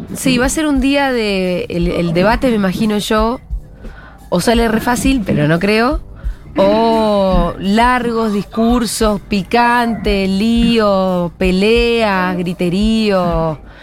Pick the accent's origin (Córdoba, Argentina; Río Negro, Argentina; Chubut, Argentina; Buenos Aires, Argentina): Río Negro, Argentina; Bariloche; yo soy de Bariloche